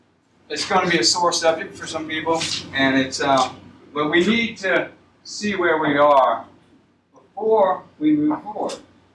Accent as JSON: {"language": "English", "town": "Summerville", "region": "South Carolina", "country": "United States", "tie": "born or raised there", "said": "I was born here. I was born across from McDonald's, and about a half mile from there."}